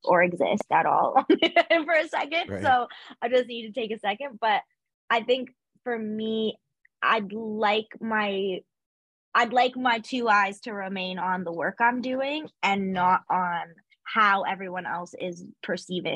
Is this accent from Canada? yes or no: yes; Canada; as a Canadian